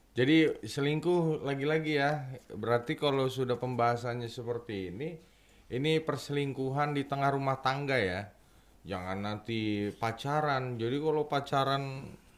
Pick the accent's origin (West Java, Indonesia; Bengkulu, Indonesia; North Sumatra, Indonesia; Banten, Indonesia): West Java, Indonesia; Bekasi